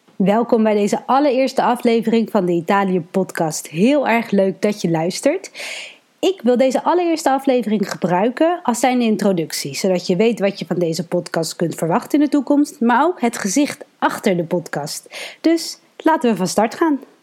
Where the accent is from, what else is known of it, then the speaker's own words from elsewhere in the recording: Rotterdam, South Holland, Netherlands; Ik ben geboren en opgegroeid in Rotterdam